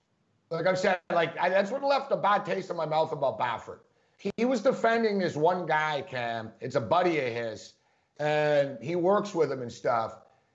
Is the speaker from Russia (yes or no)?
no; Montreal, Quebec, Canada; moved away; you know I'm from Montreal originally